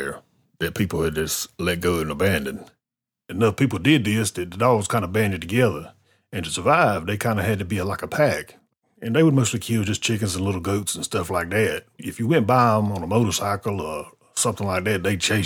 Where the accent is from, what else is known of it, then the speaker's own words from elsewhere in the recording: North Carolina, United States; I'm from North Carolina